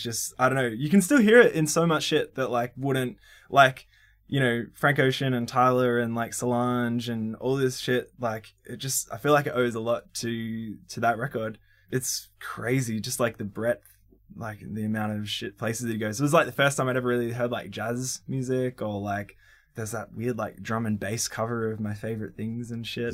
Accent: Melbourne, Victoria, Australia; I grew up in Briar Hill, or El, like, Eltham, really, like the northeast suburbs of Melbourne

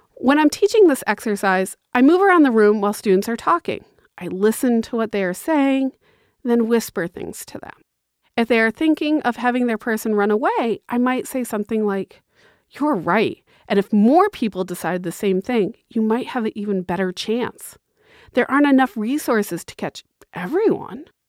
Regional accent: Massachusetts, United States; I'm from Massachusetts

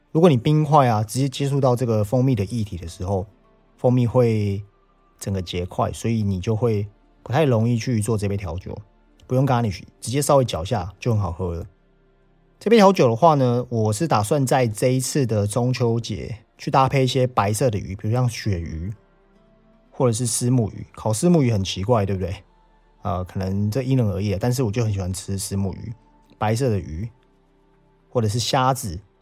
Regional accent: Taiwan; 我们台湾人讲的文旦

